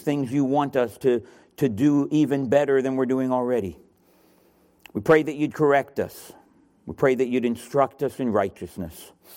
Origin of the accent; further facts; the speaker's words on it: Miami, Florida, United States; moved away; also born or lived in Sydney, Australia; I'm from Miami, Florida